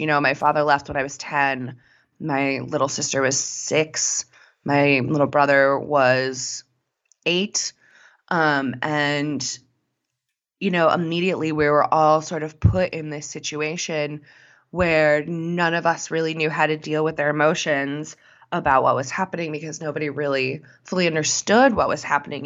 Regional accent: Connecticut, United States; moved away; I'm originally from Connecticut, but my family lives in South Carolina now.

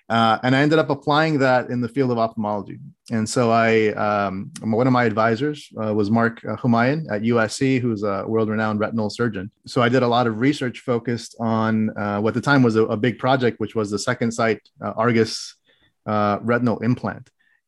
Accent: Qatar; also born or lived in Oman / Saudi Arabia; now in United States; But I actually grew up internationally. I grew up abroad. I grew up in the Middle East in countries such as Qatar, Oman, and Saudi Arabia. I spent 16 years there.

